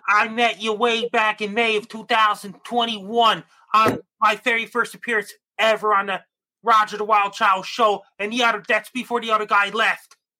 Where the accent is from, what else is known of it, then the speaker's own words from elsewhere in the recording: Sydney, Nova Scotia, Canada; I was born in Sydney, Nova Scotia, Canada.